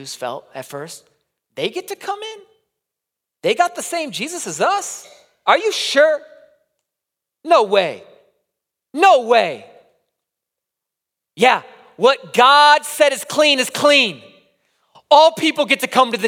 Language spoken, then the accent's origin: English; Midwest, United States; accent: Midwest; in the Midwest, we're so used to everyone speaking our accent as well